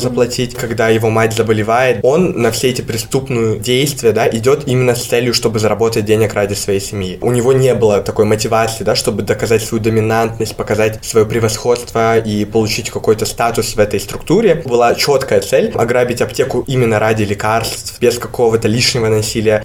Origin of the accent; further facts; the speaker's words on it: Kyrgyzstan; мы сами из Кыргызстана